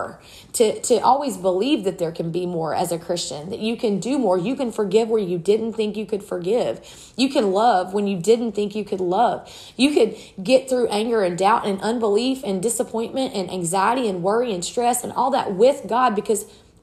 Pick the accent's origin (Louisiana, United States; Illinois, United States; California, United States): Louisiana, United States; South; I was raised in South Louisiana.